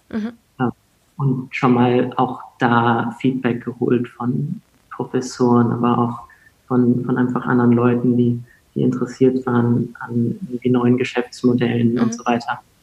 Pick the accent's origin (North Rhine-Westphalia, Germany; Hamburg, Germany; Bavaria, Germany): Hamburg, Germany; also born or lived in England / France; ich aus Hamburg